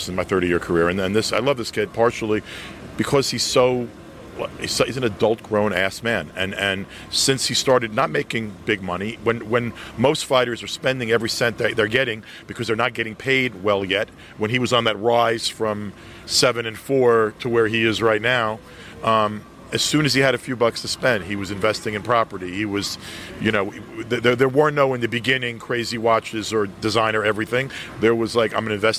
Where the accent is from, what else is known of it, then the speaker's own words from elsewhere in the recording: New York City, New York, United States; I'm from Brooklyn